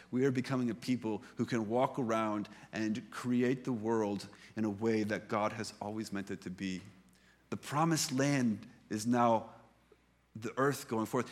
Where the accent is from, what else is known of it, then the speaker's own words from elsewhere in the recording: United States; moved away; I come from the United States